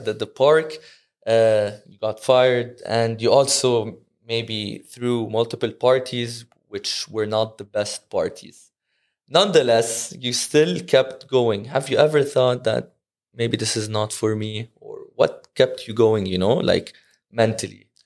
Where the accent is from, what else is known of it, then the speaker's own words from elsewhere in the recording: Dubai, United Arab Emirates; I'm from Dubai